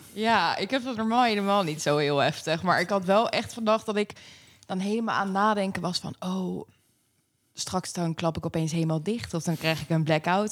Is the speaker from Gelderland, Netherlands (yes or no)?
no; Pijnacker, South Holland, Netherlands; moved away as an adult; now in The Hague, Netherlands; ik kom oorspronkelijk uit Pain City. Pijnakker. daar heb ik uh, tot mijn 21ste